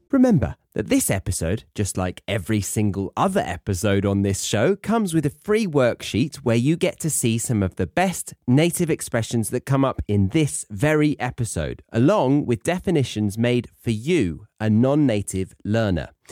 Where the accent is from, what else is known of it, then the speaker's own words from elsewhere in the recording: the south of England, United Kingdom; moved away as an adult; having grown up as a Brit in the south of England, and then in 2013, at the age of 23, I decided to do a spot of globetrotting